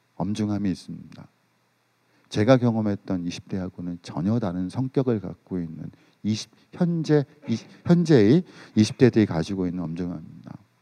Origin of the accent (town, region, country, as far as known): South Korea